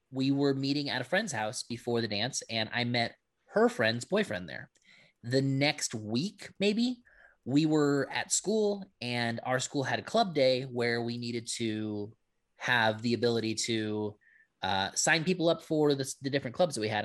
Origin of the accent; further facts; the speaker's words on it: Hawaii, United States; I'm Filipino, I'm Hawaiian